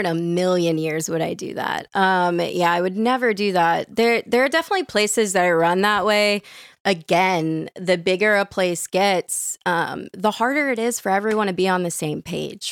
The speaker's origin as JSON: {"language": "English", "town": "New Orleans", "region": "Louisiana", "country": "United States", "tie": "born or raised there", "moved": "yes", "said": "I grew up in New Orleans"}